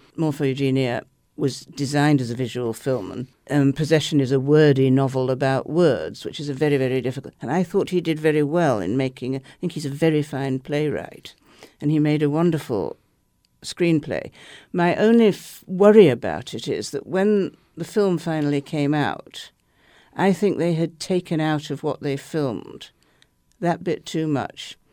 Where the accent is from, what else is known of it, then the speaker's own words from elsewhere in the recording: England, United Kingdom; I'm an English liberal skeptic